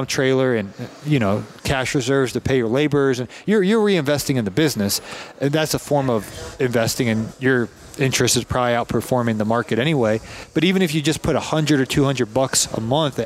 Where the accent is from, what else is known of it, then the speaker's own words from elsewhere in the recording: Canton, Ohio, United States; I grew up in Canton, Ohio.